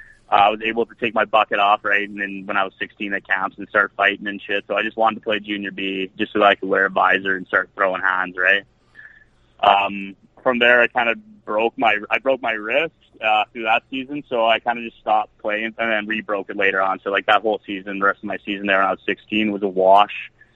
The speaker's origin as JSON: {"language": "English", "town": "Edmonton", "region": "Alberta", "country": "Canada", "tie": "born or raised there", "said": "Born and raised in Edmonton, minor hockey, White Mud West, and CAC and whatnot. So I'm just born and raised in Edmonton all the way through, and was finally able to get Ice Wars 2 going in my hometown."}